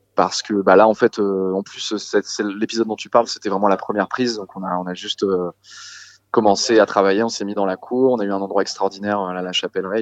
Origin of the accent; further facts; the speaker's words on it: Saint-Gilles-Croix-de-Vie, Pays de la Loire, France; autour de chez moi en Vendée Saint-Gilles-Croix-de-Vie, d'où je viens